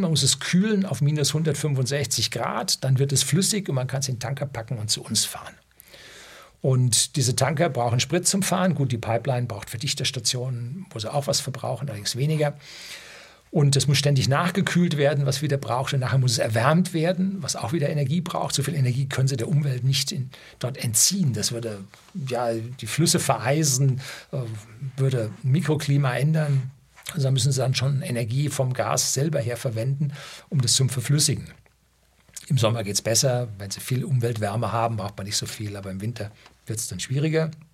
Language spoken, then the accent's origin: German; Upper Bavaria, Germany; bei uns in Oberbayern